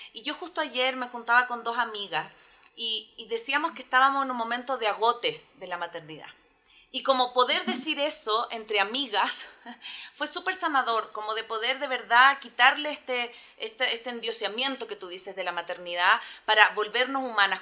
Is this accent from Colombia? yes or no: no; Chile; now in Ecuador; yo vivo en, em, en Ecuador, pero soy chilena